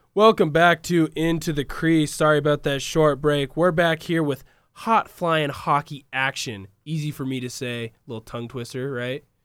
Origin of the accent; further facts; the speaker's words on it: Washington, United States; We are all from the Pacific Northwest. We are all from Washington